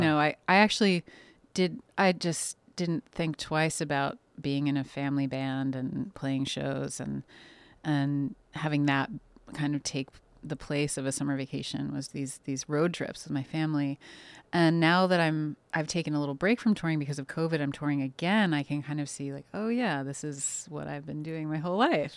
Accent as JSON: {"language": "English", "town": "New York City", "region": "New York", "country": "United States", "tie": "born or raised there", "said": "they raised, uh, me and my siblings in, uh, on the Upper West Side"}